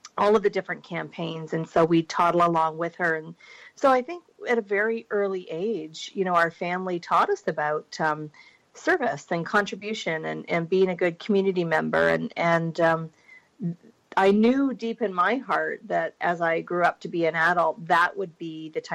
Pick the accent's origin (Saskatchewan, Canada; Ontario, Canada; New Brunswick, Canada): Ontario, Canada; Burlington; I grew up in Ontario, just outside Toronto, Burlington